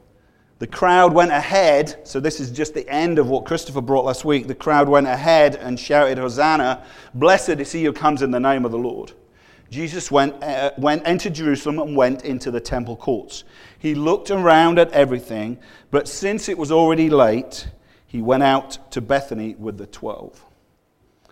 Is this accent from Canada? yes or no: no; Yorkshire and the Humber, United Kingdom; I'm from Yorkshire